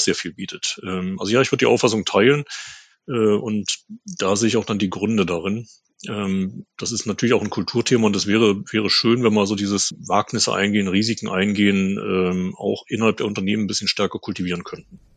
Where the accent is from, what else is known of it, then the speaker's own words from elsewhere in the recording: Germany; in Deutschland